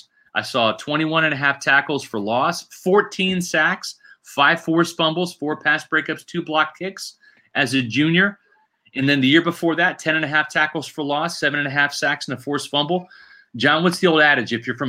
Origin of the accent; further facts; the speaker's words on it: Virginia, United States; I was born in Virginia